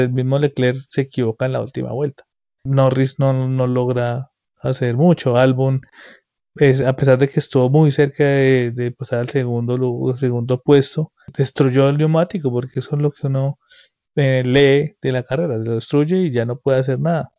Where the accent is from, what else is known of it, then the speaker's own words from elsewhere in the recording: Colombia; nosotros como colombianos